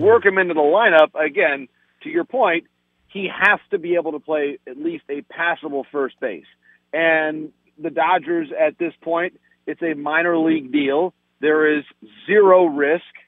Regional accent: Michigan, United States; my home state of Michigan

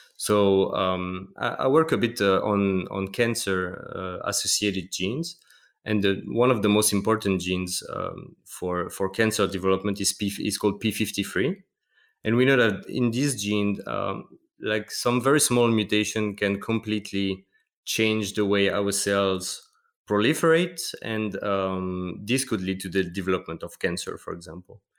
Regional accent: Metz, Grand Est, France; moved away as an adult; now in Basel, Switzerland; I work m, in a small town called Metz, close to Luxembourg, so, yeah, north, northeast of France.

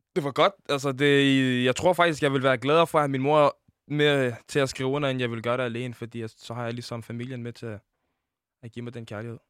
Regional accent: Denmark; Jeg er født i Danmark

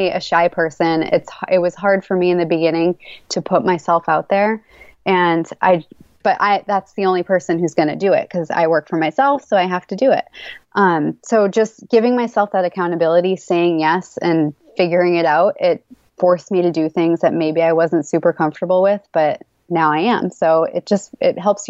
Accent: Massachusetts, United States; born and raised in Massachusetts

